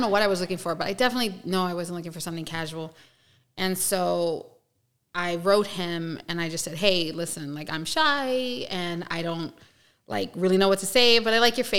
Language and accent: English; New York City, New York, United States; moved away; from New York. I'm from the Bronx, New York. I'm from Yankee Land.